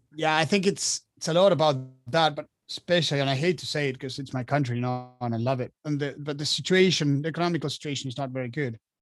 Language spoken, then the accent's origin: English; Argentina; moved away as an adult; now in France; I was born and raised in Argentina, so I, I lived there since I was uh, since I was born till I was about 25